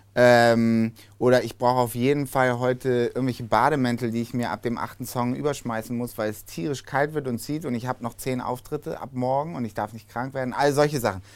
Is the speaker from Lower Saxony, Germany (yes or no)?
no; Hamburg, Germany; als Hamburger